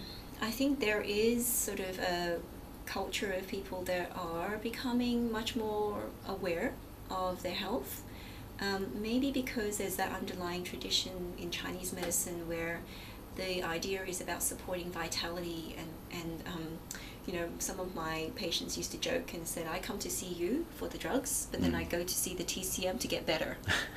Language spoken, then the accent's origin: English; Myanmar; born there; because I was born in Burma